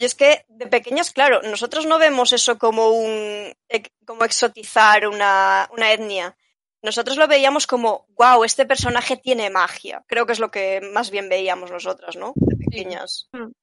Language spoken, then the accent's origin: Spanish; Spain; yo soy española